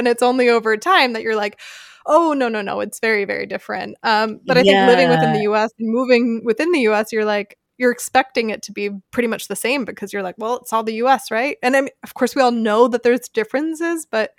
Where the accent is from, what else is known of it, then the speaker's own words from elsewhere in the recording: Philadelphia, Pennsylvania, United States; also born or lived in South Carolina; now in Germany; I'm from Philadelphia and I moved to South Carolina for 5 years.